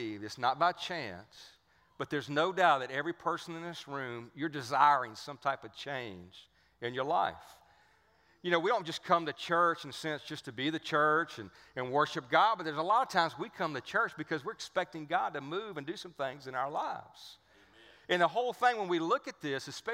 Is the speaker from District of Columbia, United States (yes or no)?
no; Cajun Louisiana, United States; accent: Cajun; I grew up right down the street from here